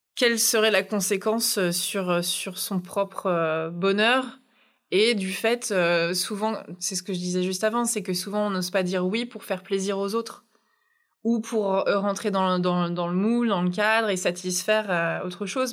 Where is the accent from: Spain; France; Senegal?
France; Brittany; also born or lived in New Zealand; now in Paris, France; une Bretonne à Paris, les expatriés bretons